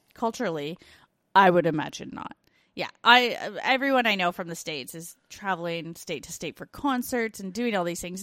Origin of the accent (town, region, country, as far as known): Canada; now in Australia